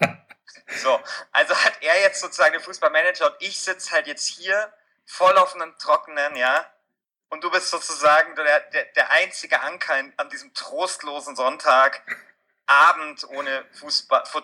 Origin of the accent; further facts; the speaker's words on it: Munich, Bavaria, Germany; komme aus München. Ähm, das ist jetzt nicht so weit irgendwie von der österreichischen Grenze.